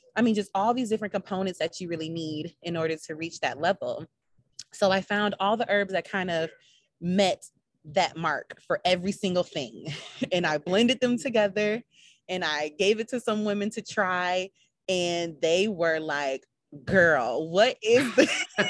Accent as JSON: {"language": "English", "region": "Minnesota", "country": "United States", "moved": "yes", "lives_now": "Charlotte, United States", "said": "I am from Minnesota"}